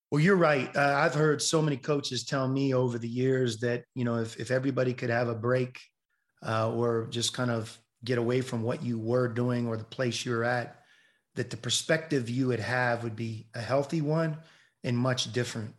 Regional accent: Pittsburgh, Pennsylvania, United States; I love the Steelers growing up in Pittsburgh

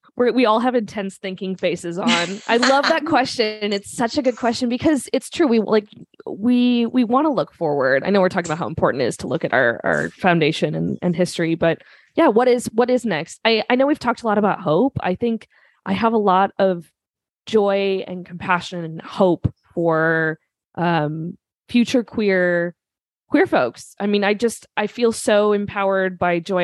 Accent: Minnesota, United States; I'm from Minnesota, so my vowels sound ridiculous

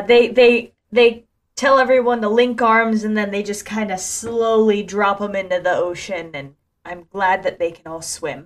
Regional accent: Ocala, Florida, United States; my hometown in Ocala, Florida.

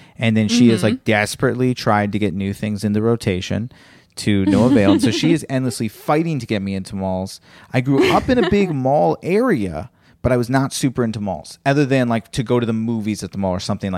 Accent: Virginia, United States; moved away; you're talking to a kid who went to Virginia Public School.

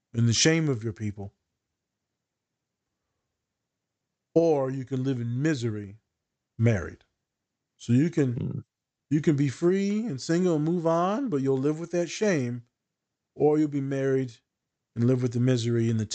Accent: United States; me being an American

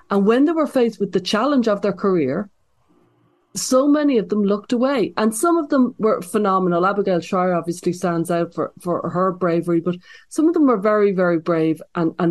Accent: Ireland; now in United States; because I came over from Ireland, I'm always been kind of impressed upon about the you know the cultural, political polarization that's going on in America

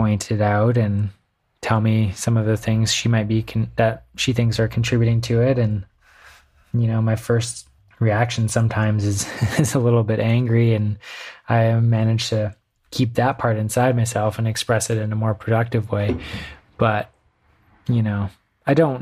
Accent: Canada; now in United States; Being Canadian

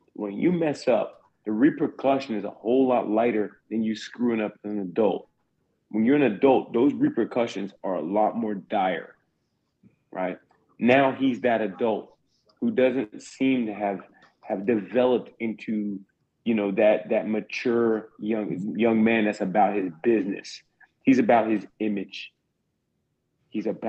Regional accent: South Carolina, United States; I'm from South Carolina

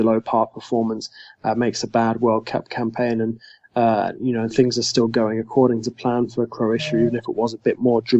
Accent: England, United Kingdom; I am English

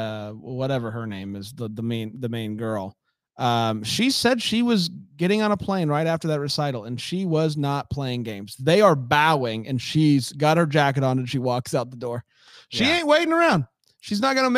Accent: Florida, United States; I grew up in Florida

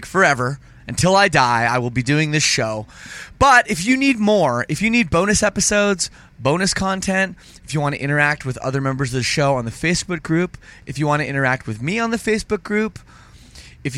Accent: Canada; I'm Canadian

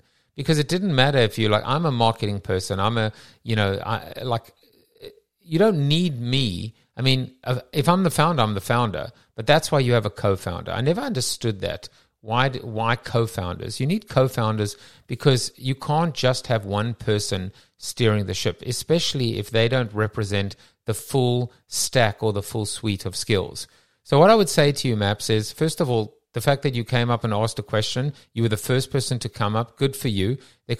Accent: South Africa; I'm from South Africa.

